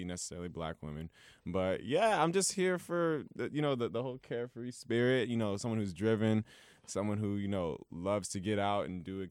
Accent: Los Angeles, California, United States; I'm from Los Angeles, California. Oh, okay. Born and raised in California. On my mother's side is Igbo.

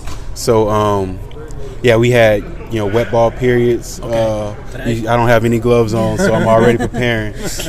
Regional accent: Louisiana, United States; now in Virginia, United States; I'm from Louisiana where they have hurricanes all summer, every year.

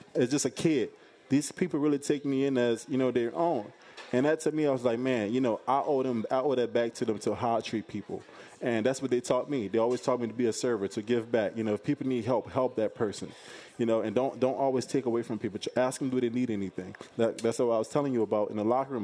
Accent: the South, United States; I'm from the South. I'm from, uh, where, where there's a lot of hospitality

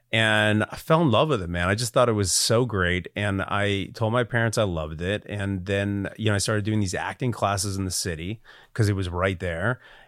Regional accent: United States; I grew up 45 minutes outside of New York City

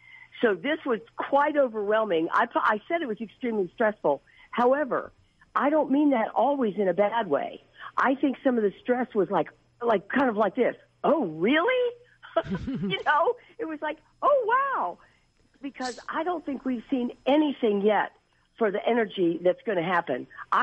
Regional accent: United States; First of all, I grew up real near Washington, D.C. I'm almost 73 years old.

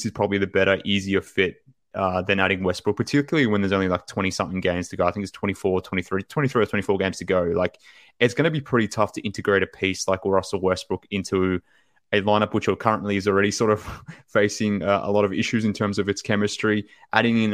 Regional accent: Australia; from Australia

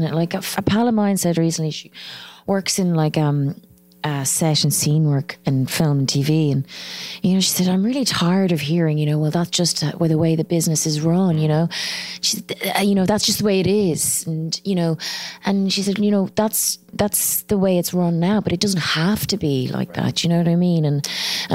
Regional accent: Ireland; accent: Irish; my accent, you know, the Irish accent

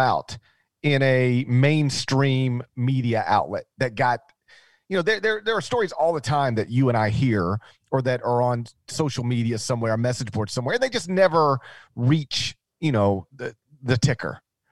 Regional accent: Mississippi, United States; My home state is open for business

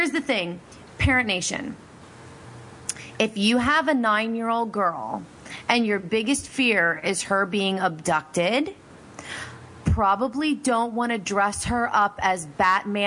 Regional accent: Pennsylvania, United States; I'm from Pennsylvania

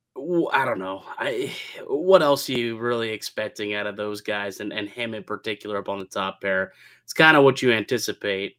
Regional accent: Niagara Falls, Ontario, Canada; growing up in Niagara Falls

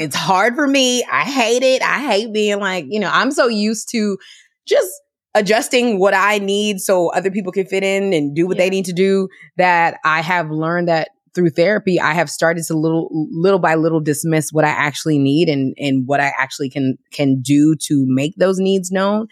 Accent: Washington, District of Columbia, United States; moved away; also born or lived in New York; my hometown of DC

